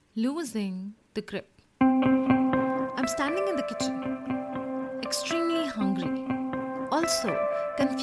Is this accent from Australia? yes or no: no; India; I come from India